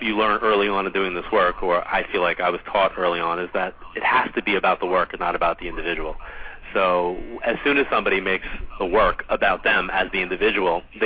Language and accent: English; Long Island, New York, United States; Every year I end my travel schedule kind of like in my hometown